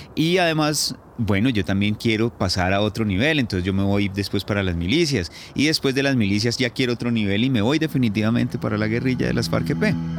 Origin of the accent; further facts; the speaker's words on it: Tabio, Cundinamarca, Colombia; also born or lived in Putumayo / La Habana; now in Bogotá, Colombia; nací en Tabio, Cundinamarca, el 5 de noviembre de 1978